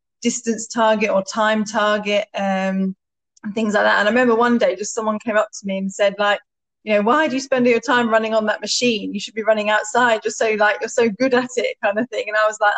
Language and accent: English; Stowmarket, East of England, United Kingdom; moved away as an adult; also born or lived in Ipswich; I grew up in Stowmarket